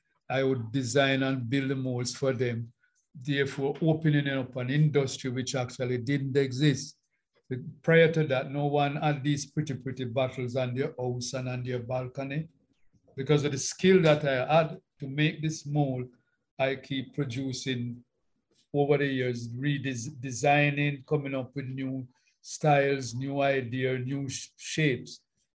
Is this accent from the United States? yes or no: no; Denham Town, Kingston, Jamaica; Denham Town as a youngster.